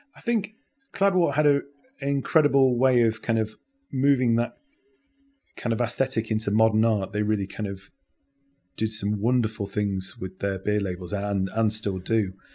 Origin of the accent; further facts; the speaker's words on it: Sheffield, Yorkshire and the Humber, United Kingdom; also born or lived in Derby; now in Nottingham, United Kingdom; I grew up in Sheffield, um, before moving to Nottingham